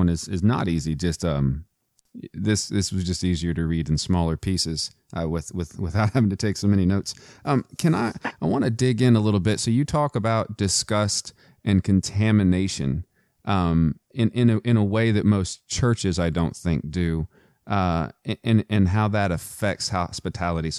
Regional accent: Texas, United States; now in Virginia, United States; I'm from Texas

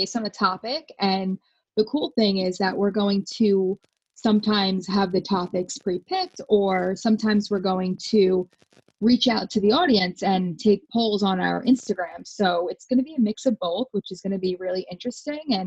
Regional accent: Farmingdale, New York, United States; I'm 27, and I'm from Farmingdale, New York.

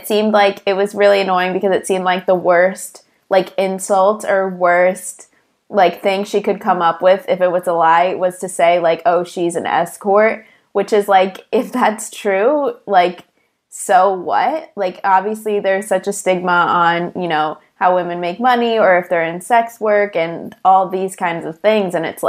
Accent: Chicago, Illinois, United States; I have heard of Brittany because we're both from Chicago

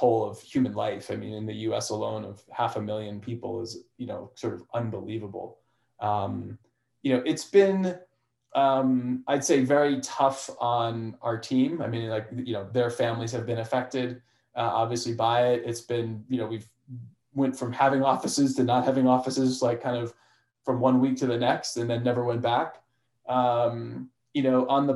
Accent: Chester, New Jersey, United States; moved away as an adult; also born or lived in Boston, Massachusetts; So I grew up in New Jersey. For people actually probably know Northern Jersey in Chester, near Morristown

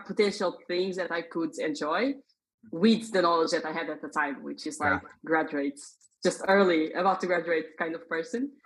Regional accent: Portugal; moved away as an adult; now in Dublin, Ireland; So I was born in Portugal. Hmm. That that's where I come from.

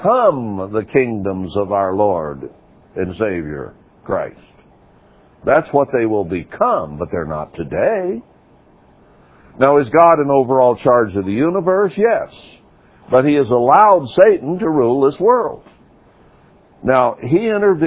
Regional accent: United States

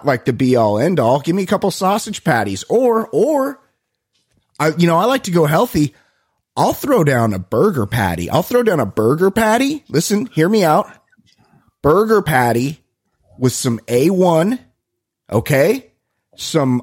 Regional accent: Costa Mesa, California, United States; I'm from Costa Mesa

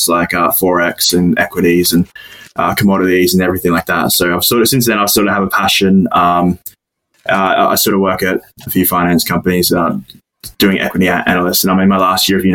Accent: Australia; moved away as an adult; now in United Kingdom; I'm originally from Australia, and basically how it works, I decided to move to the UK

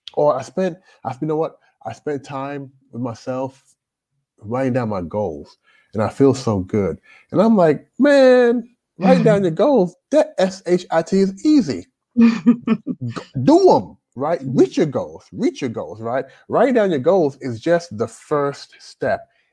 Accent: Louisville, Kentucky, United States; moved away as an adult; also born or lived in Toronto, Canada / Jamaica (ancestry) / Shenzhen, China; now in China; I grew up in Louisville, Kentucky.

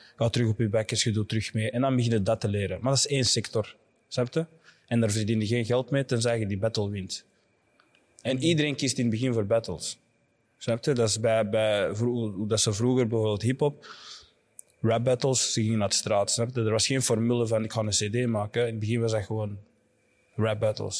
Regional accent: Nijlen and Antwerp, Flanders, Belgium; ik ben deels opgegroeid in uh, Nijlen en deels in Antwerpen

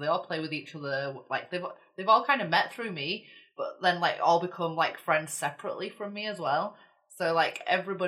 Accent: England, United Kingdom; as an English person

